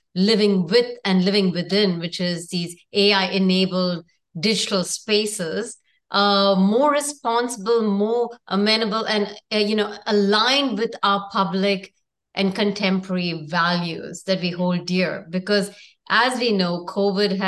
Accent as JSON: {"language": "English", "country": "India", "also_born_or_lived": "New York / San Francisco", "moved": "as an adult", "said": "I come from India"}